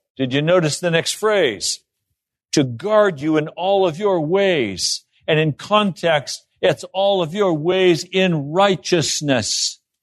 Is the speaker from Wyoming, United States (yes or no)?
yes; Laramie, Wyoming, United States; when I was a kid, I grew up in Laramie, Wyoming